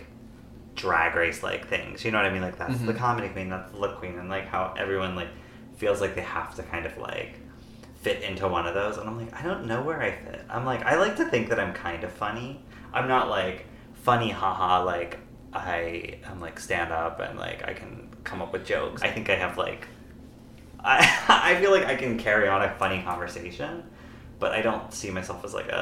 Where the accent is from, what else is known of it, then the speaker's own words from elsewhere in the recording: Pennsylvania, United States; now in Stockton, United States; I'm from Pennsylvania